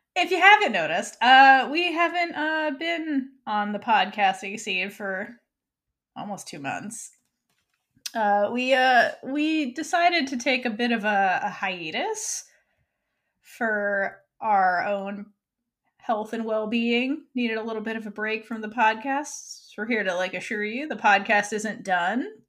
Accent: Florida, United States; moved away; also born or lived in New York; home state of Florida. Um, It's not really my home state, but it's where I grew

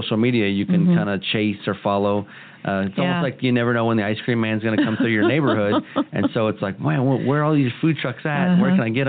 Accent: Kansas City, United States; I grew up here in Kansas City and, you know, by Polish Hill

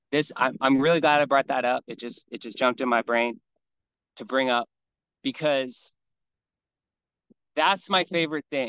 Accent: Hawaii, United States; I grew up here in Hawaii

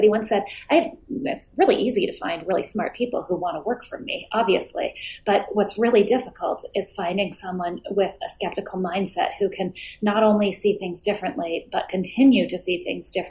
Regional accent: Hibbing, Minnesota, United States; So Hibbing is a small town about a four-hour drive north of Minneapolis-St. Paul. It's often the coldest spot in the United States

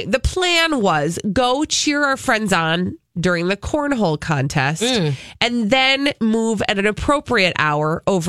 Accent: Minneapolis, Minnesota, United States; I'm a city girl. Mm-hmm. I grew up in Minneapolis. I literally have lived within a mile of the same, you know, like I've lived in the same area of the city pretty much my entire 41

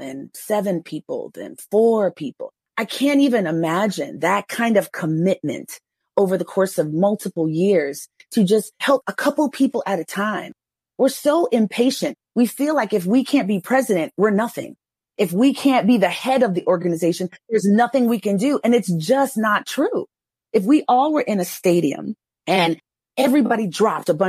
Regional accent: New York, United States; moved away; also born or lived in Texas; I grew up in New York

